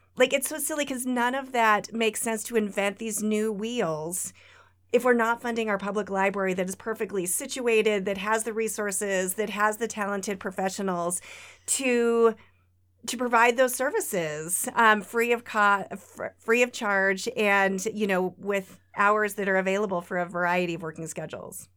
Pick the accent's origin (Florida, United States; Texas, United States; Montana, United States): Montana, United States; Lewistown; now in Great Falls, United States; I grew up in Lewistown, a couple hours away, but, um, we moved back to Great Falls in two thousand and seven